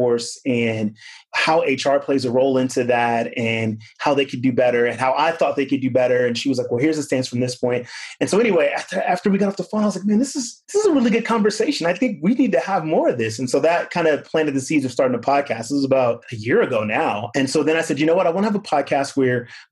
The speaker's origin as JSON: {"language": "English", "region": "Southern California", "country": "United States", "tie": "born or raised there", "also_born_or_lived": "Lynwood, California / North Carolina / Sydney, Australia", "moved": "as an adult", "lives_now": "Austin, United States", "said": "I grew up in Southern California"}